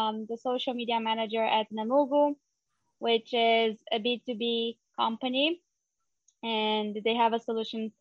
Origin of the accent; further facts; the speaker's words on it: São Paulo, Brazil; moved away as an adult; now in Israel; I'm originally from Brazil. I am from São Paulo. And I moved to Israel almost 3 years ago